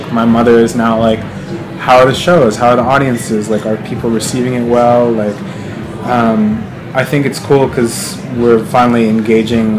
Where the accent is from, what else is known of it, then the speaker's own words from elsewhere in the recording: Glen Rock, New Jersey, United States; also born or lived in Ridgewood, New Jersey; grew up in the suburbs of Glen Rock, you know, pretty predominantly white neighborhood